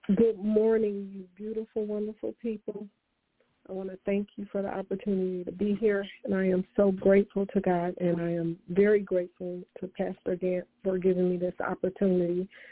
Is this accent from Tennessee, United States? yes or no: no; Detroit, Michigan, United States; I'm from Detroit, Michigan